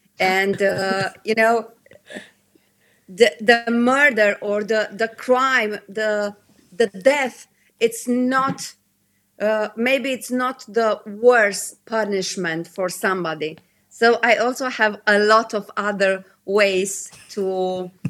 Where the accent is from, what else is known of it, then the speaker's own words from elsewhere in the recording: Brasov, Brașov County, Romania; to settle in Brasov, in my hometown